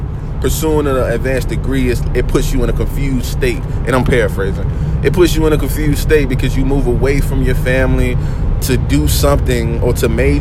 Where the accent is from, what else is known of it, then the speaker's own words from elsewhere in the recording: Oak City, North Carolina, United States; I come from Oak City, North Carolina.